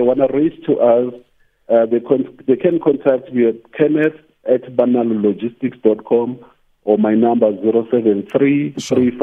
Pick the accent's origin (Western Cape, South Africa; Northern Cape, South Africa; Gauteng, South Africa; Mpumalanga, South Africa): Mpumalanga, South Africa; Nelspruit; I was born in Nelspruit